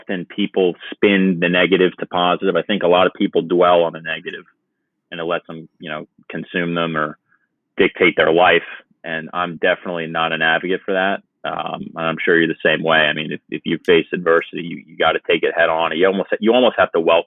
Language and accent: English; Long Island, New York, United States; moved away as an adult; also born or lived in Virginia; now in Barnegat, New Jersey, United States; I was born in Virginia and then moved to New York when I was 7 to live with my mother and her family